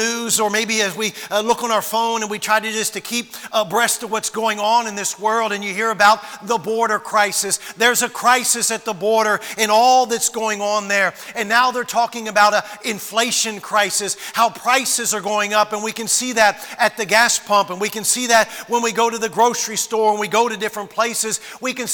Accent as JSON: {"language": "English", "town": "Washington", "region": "District of Columbia", "country": "United States", "tie": "born or raised there", "said": "I was born in Washington, D.C. I was a bus kid when I was 6, 7 years old"}